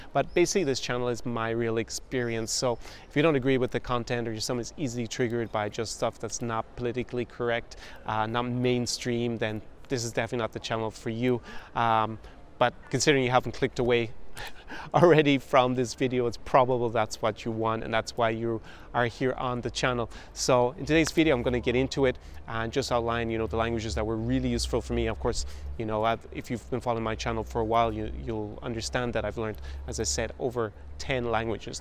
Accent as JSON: {"language": "English", "country": "Ireland", "first_language": "English", "moved": "yes", "said": "in my home country of Ireland"}